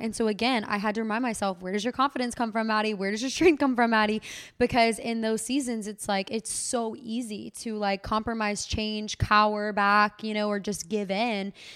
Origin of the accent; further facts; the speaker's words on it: Waco, Texas, United States; in my hometown